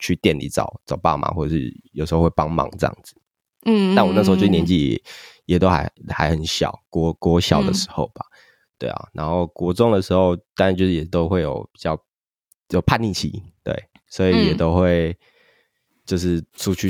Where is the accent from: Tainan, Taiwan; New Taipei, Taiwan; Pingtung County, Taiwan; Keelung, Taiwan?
Pingtung County, Taiwan; Pingtung; 因为我是在屏东长大的。